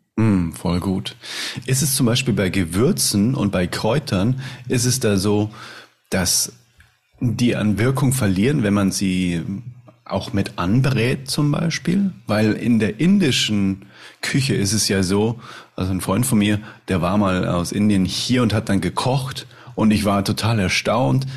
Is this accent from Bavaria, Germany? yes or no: yes; Munich, Bavaria, Germany; Ich komme aus München